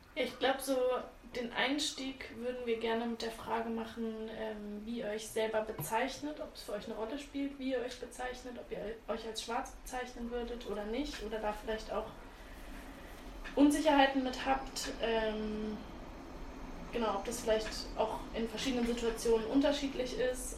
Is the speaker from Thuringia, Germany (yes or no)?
no; Freiburg, Baden-Württemberg, Germany; ich komme ja auch aus Freiburg, aus einer kleinen Stadt